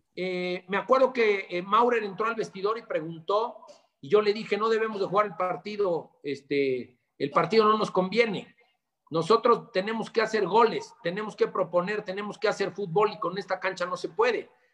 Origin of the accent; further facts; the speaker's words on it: Puebla, Mexico; Soy poblano de nacimiento